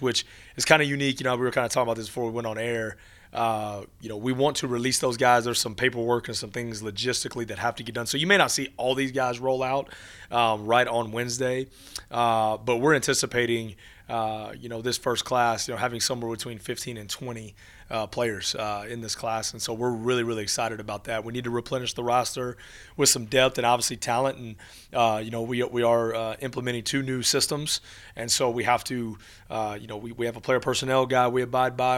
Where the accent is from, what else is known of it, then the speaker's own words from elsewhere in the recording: Texas, United States; now in El Paso, United States; I grew up in Texas.